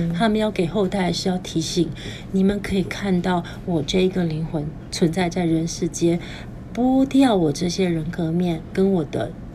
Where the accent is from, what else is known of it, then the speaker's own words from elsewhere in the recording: Taiwan; 我们在台湾出生